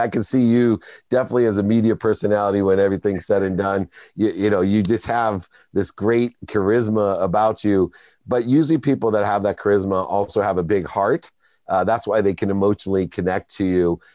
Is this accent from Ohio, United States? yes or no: yes; Akron, Ohio, United States; I grew up in Akron, Ohio, very close to where LeBron James did